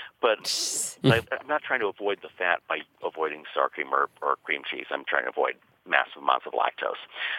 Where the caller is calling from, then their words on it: Cleveland, Ohio, United States; I'm calling from Cleveland.